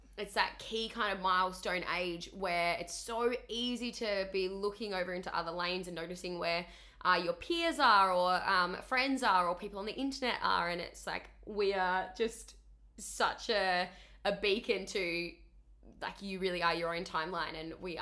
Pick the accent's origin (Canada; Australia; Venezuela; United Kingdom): Australia; Tasmania; moved away as an adult; now in Gold Coast, Australia; I grew up in Tassie, so tiny little island at the bottom of Australia